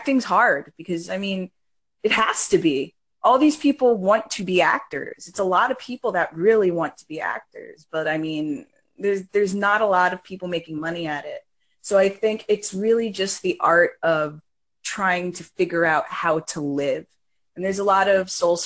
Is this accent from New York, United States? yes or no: yes; New York City, New York, United States; I was actually born in Brooklyn and raised in Coney Island